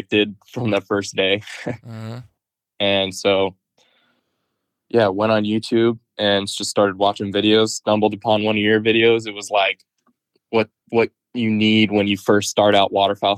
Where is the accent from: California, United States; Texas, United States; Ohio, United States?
California, United States; Hilmar, near Turlock; I grew up in Houston, which is just outside of Turlock, like a small little farm town